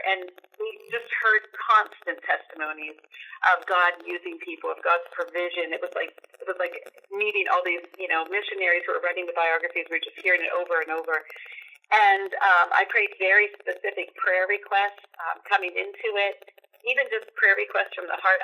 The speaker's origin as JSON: {"language": "English", "town": "Duncansville", "region": "Pennsylvania", "country": "United States", "tie": "born or raised there", "said": "I grew up in Pennsylvania in a small town called Duncansville"}